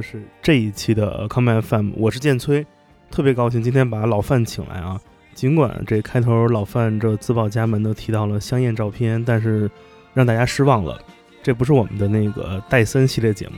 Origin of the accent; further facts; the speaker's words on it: Beijing, China; 因为我小时候在北京嘛